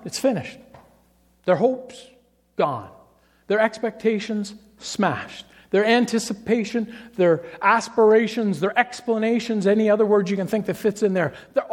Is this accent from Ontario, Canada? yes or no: yes; Toronto, Ontario, Canada; I grew up in Toronto